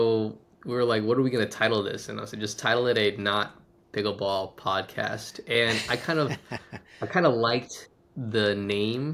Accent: Washington, District of Columbia, United States; moved away as an adult; now in Tulsa, United States; I'm originally from Washington, D.C.

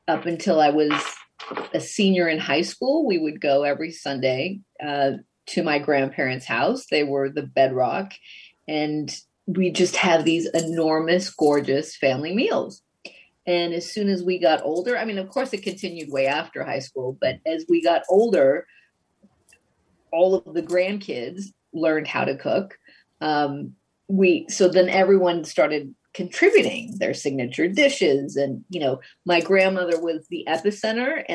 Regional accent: Los Angeles, California, United States; moved away as an adult; also born or lived in Mexico City, Mexico; now in New York, United States; Southern California is really where I was raised

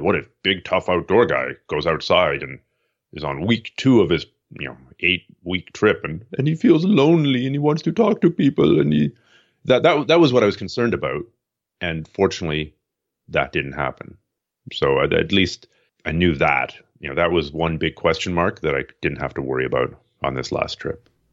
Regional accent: Toronto, Ontario, Canada; moved away as an adult; also born or lived in Montreal, Canada; now in Vancouver, Canada; I was born in eastern Canada, uh, Toronto area, and then spent time in Montreal

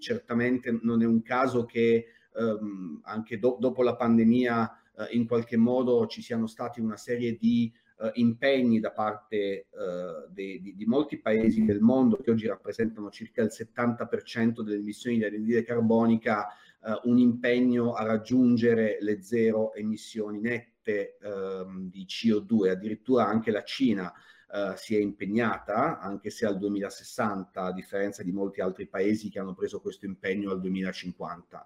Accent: Apulia, Italy; moved away as an adult; anch'io come Margherita sono, sono pugliese, anche se eh, ahimè non vivo più in Puglia da oltre vent'anni

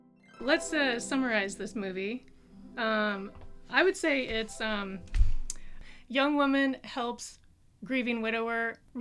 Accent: North Carolina, United States; Yeah, so I always thought, growing up in North Carolina, I always thought mid-Atlantic accent

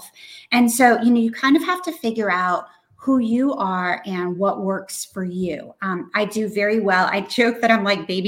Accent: New Hampshire, United States; I'm from New Hampshire

